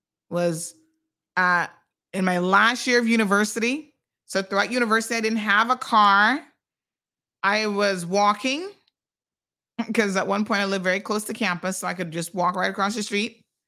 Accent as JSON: {"language": "English", "country": "Cayman Islands", "lives_now": "United States", "said": "I'm from Cayman, but I've been here in the States. I'm hustling."}